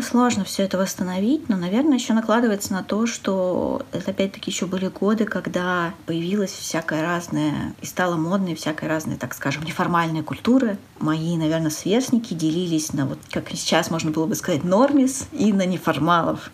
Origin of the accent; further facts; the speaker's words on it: Urals, Russia; я родился и вырос на Урале, в достаточно маленьком городе